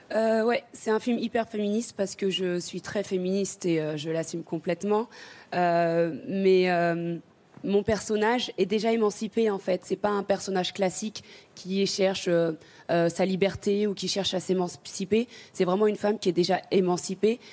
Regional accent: France; also born or lived in Senegal; je suis quand même sénégalaise

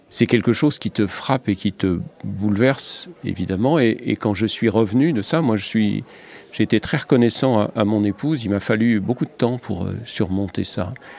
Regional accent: Lorraine, Grand Est, France; moved away; moi, j'ai grandi en Lorraine

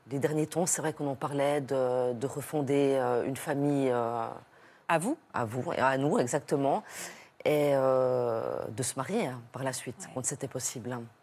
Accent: Switzerland; je viens de Suisse

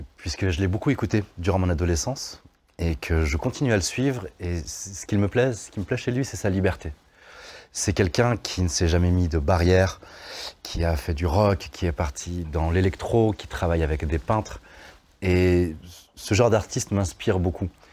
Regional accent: Vaulx-en-Velin, Auvergne-Rhône-Alpes, France; J'ai grandi au Mas du Taureau, un quartier qui a mauvaise presse

